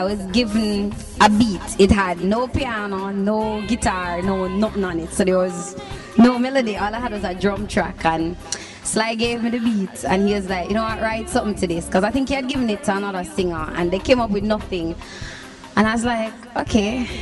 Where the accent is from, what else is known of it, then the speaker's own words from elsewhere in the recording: Kingston, Jamaica; I'm a girl from Rockford, from Nannyville, Rollington Town, Windward Road. East Kingston is like my stomping ground